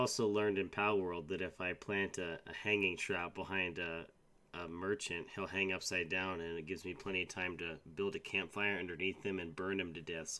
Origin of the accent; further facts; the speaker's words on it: East Coast, United States; I do remember as a young boy growing up on the East Coast, one of my many stops